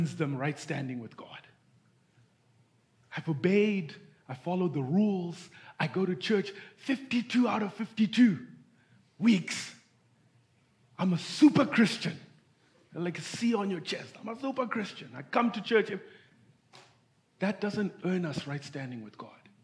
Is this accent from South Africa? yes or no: no; Zimbabwe; moved away; I'm from Zimbabwe.